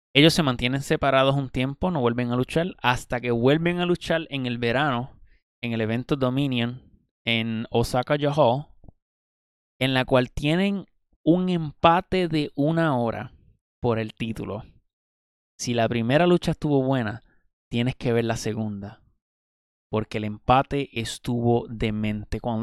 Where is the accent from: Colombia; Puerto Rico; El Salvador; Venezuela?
Puerto Rico; En Puerto Rico, que es de donde yo soy